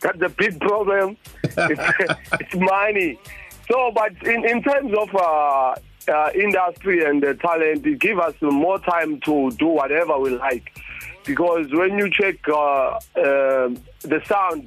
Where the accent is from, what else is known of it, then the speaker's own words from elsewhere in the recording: Durban, KwaZulu-Natal, South Africa; I'm from Chatsworth, Welbedad